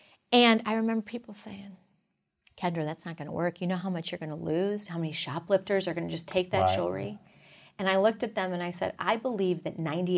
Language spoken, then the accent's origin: English; Texas, United States; You know, I'm a Texan, so we all know that story well.